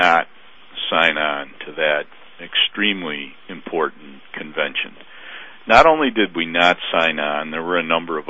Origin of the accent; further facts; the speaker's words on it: United States; as an American and one who has fought for his country